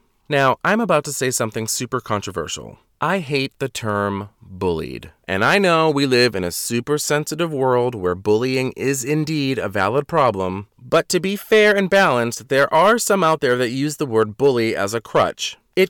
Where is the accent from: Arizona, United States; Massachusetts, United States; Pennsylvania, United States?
Massachusetts, United States; Boston; When people find out I'm originally from the Boston area, they always say, "Why don't you have one of those accents?"